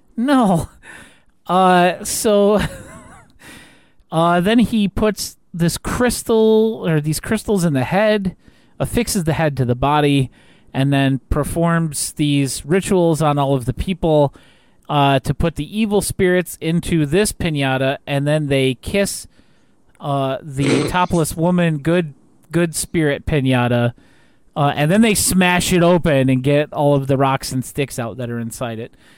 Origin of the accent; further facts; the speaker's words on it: United States; as an American